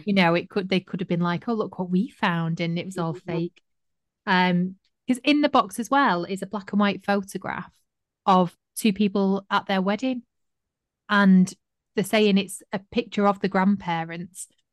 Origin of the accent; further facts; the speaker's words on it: Manchester, North West England, United Kingdom; I was from Manchester